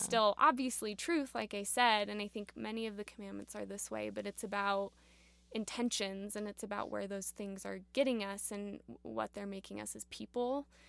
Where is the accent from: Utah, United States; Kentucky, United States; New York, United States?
Utah, United States; Provo; also born or lived in Berlin, Germany; I am actually from Provo, Utah. Okay. Born and raised in Provo